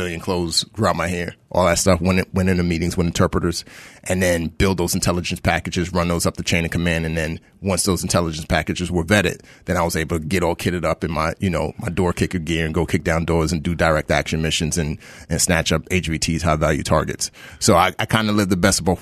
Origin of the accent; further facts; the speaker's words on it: New York, United States; also born or lived in Nigeria; growing up in the Bronx